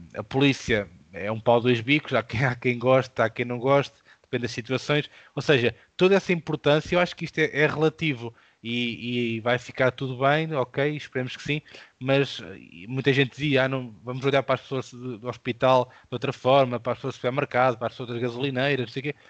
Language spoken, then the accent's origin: Portuguese; interior of Portugal, Portugal; interior, de onde eu sou natural